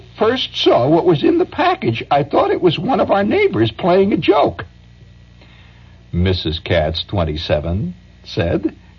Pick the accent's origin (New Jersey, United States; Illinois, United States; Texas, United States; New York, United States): New Jersey, United States; I'm from New Jersey, and I'm proud to be from the Garden State.